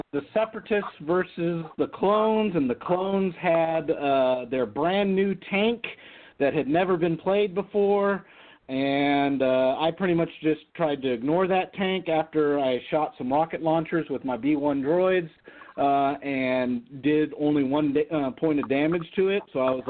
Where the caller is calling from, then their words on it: Las Vegas, Nevada, United States; It's … from Vegas.